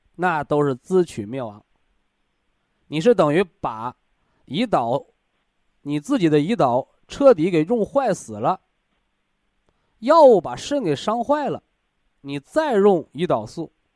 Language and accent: Chinese; China; 我们中国人，啊，我们炎黄子孙的灵魂当中